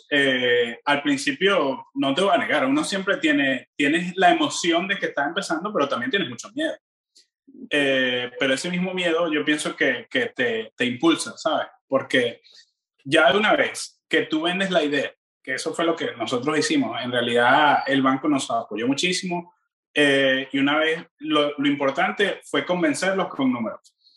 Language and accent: Spanish; Venezuela; yo pienso que, que una de las cosas que los venezolanos tenemos en, en común, Madeleine, los latinos en general